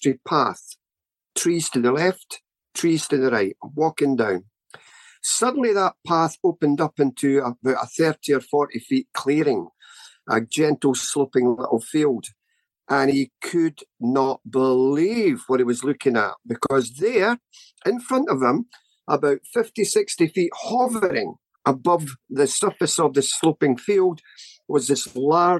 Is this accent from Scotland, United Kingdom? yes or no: yes; Scotland, United Kingdom; born or raised there